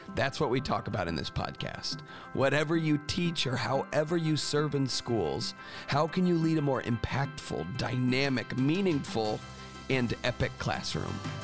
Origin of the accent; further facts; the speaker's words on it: Florida, United States; I grew up in Florida